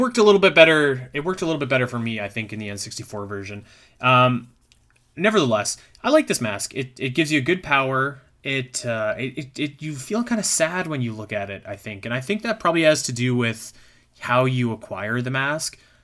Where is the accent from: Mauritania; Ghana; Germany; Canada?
Canada; I'm from Canada.